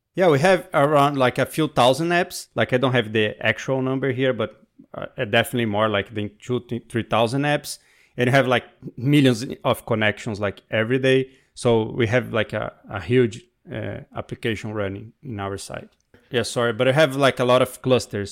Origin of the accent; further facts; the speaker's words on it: Brazil; moved away; also born or lived in New York; I'm from Brazil, but right now I'm speaking from New York